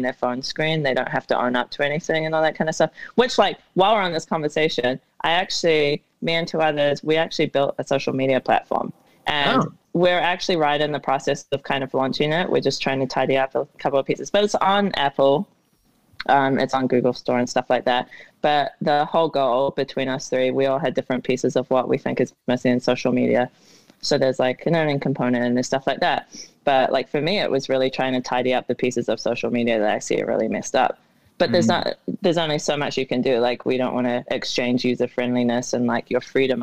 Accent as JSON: {"language": "English", "country": "New Zealand", "tie": "born or raised there", "moved": "yes", "lives_now": "Arizona, United States", "said": "growing up in New Zealand"}